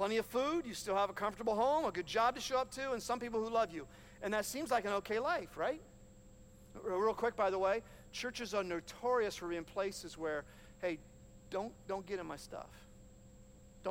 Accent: Hanover, Ohio, United States; I grew up on Wilkins Run Road in Hanover, Ohio

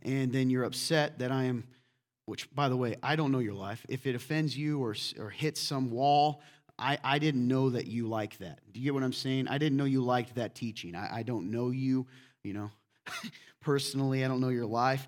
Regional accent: the South, United States; now in Midwest, United States; Here in the Midwest, I'm from the South, too

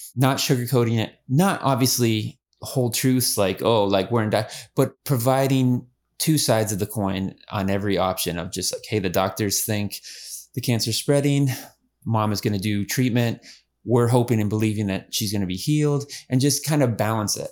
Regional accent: Erie, Pennsylvania, United States; moved away as an adult; now in Houston, United States; We're from Pennsylvania area, Erie, Pennsylvania.

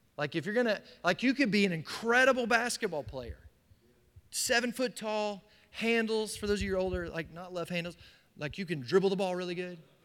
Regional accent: United States

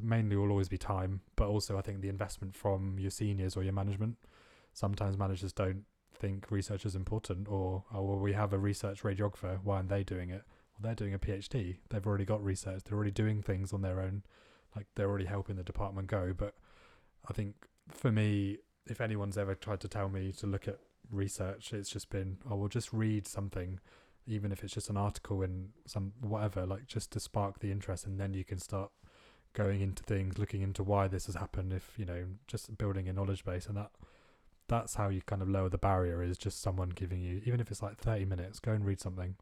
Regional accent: India; moved away as an adult; growing up in India

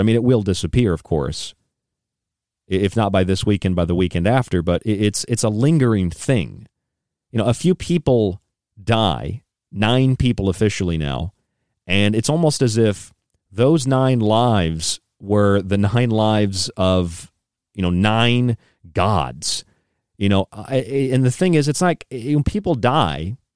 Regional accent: Morgantown, West Virginia, United States; also born or lived in North Carolina; now in New York, United States; I stayed in West Virginia on the way, where I grew up in Morgantown for a couple of years

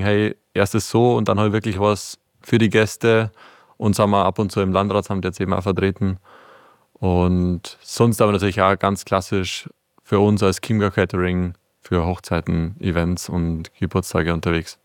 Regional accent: Palling, Bavaria, Germany; wir sind aus Palling

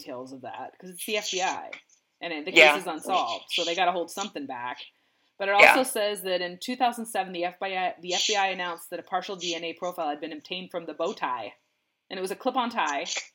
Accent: Seattle, Washington, United States; I'm from the Washington State, Seattle area.

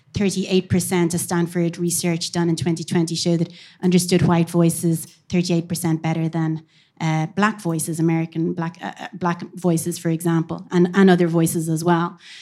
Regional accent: Cork, Munster, Ireland; now in Dublin, Ireland; I am from Cork, but I live here in Dublin a long time

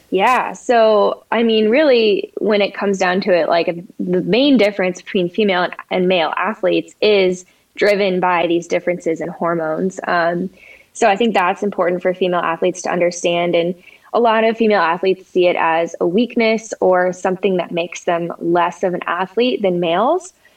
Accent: Colorado, United States; also born or lived in San Diego, California; I grew up in Colorado

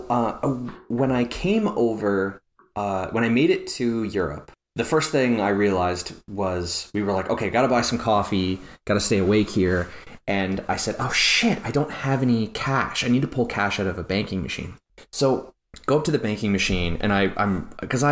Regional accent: Canada; they know me as a Canadian in this bank account

